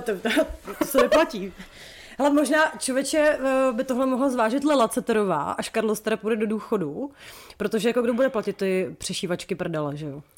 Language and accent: Czech; Czechia; z České republiky